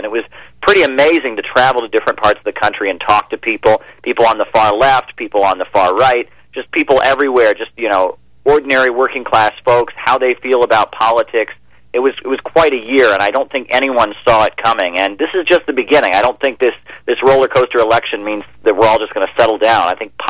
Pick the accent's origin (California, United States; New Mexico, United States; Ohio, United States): Ohio, United States; Well, I'll say when I went to my home state of Ohio. You know, I'm originally from Ohio. That's where I'm from.